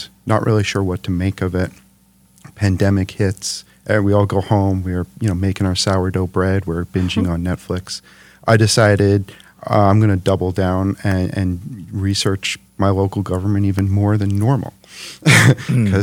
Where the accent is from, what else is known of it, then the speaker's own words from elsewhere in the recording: New York City, New York, United States; moved away as an adult; now in Detroit, United States; New York City originally, New York City. Brooklyn.